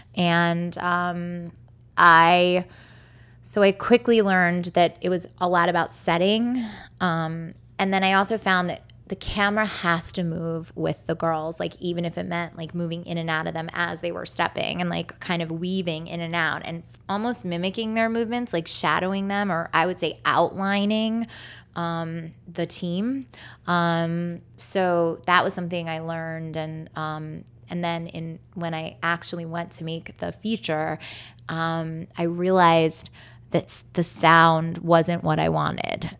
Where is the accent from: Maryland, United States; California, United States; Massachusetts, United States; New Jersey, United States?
Maryland, United States; Baltimore; I'm born and raised in Baltimore.